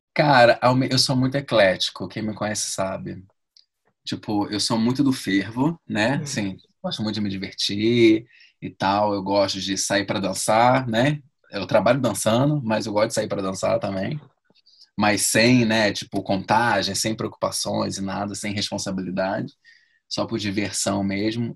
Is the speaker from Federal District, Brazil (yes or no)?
no; Rio de Janeiro, Brazil; moved away as an adult; also born or lived in London; now in São Paulo, Brazil; sou do Rio